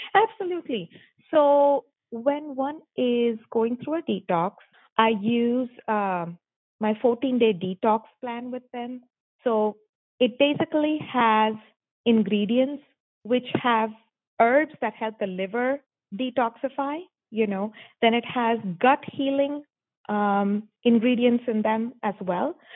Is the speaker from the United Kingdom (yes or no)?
no; Mumbai, Maharashtra, India; moved away as an adult; I am born and raised in Mumbai, India